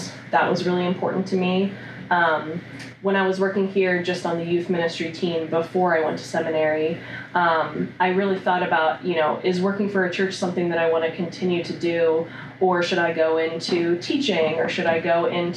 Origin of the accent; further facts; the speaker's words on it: Upper Arlington, Ohio, United States; I grew up in Columbus. I grew up in Upper Arlington, graduated from Upper Arlington High School